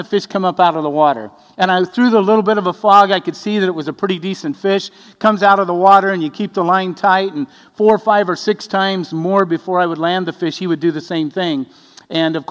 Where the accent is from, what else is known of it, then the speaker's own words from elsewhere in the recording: Arizona, United States; moved away; also born or lived in Madras, Oregon; I was raised in Arizona